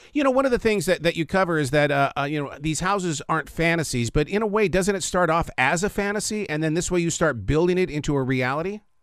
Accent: Montana, United States; I am from Montana, and I grew up with a father who his total belief in life was recycling

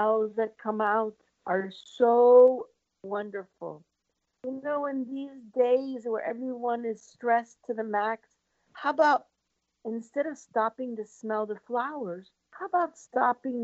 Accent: Port Charlotte, Florida, United States; I grew up in Port Charlotte

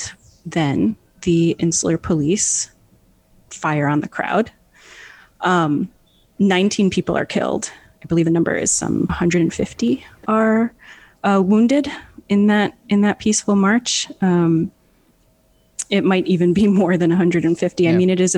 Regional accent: New York, United States; now in Puerto Rico; I did not grow up in Puerto Rico, I grew up in New York

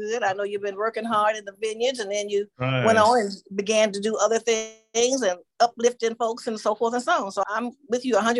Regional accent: Arkansas, United States; accent: Southern; moved away; And I was from Arkansas. We would be talking our Southern talk

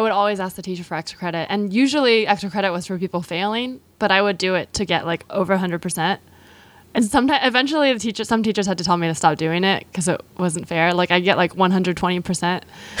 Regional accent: California, United States; In the Bay Area.

